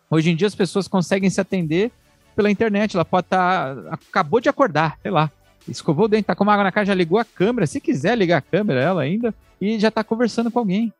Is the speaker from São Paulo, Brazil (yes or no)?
yes; São Paulo, Brazil; A gente é de São Paulo